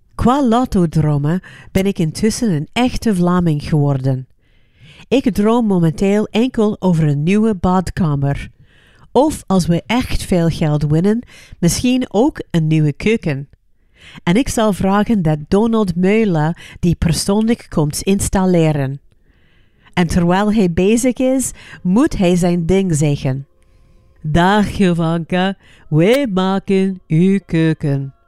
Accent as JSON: {"language": "Dutch", "country": "United States", "moved": "yes", "said": "Maar ik ben Amerikaans. Ik ben opgegroeid in een cultuur die mij vertelt om altijd KKK positief te zijn"}